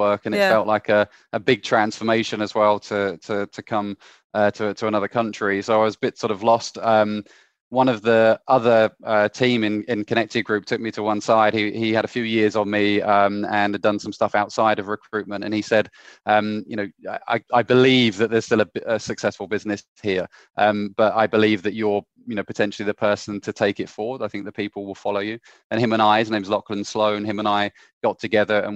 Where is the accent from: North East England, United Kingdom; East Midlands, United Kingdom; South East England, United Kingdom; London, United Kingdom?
South East England, United Kingdom; Canterbury; moved away as an adult; also born or lived in Hong Kong; I'm from Canterbury in Kent originally.